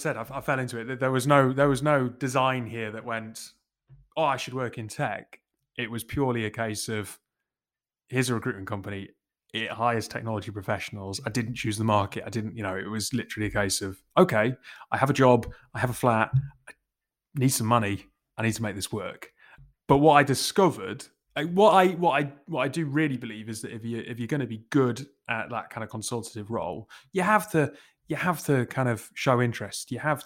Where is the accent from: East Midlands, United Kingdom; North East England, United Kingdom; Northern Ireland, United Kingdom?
North East England, United Kingdom; Newcastle; accent: Geordie; Despite the lack of accent, I'm a Geordie, very much kind of born and bred. Centre of Newcastle from the age of like 0 to 10.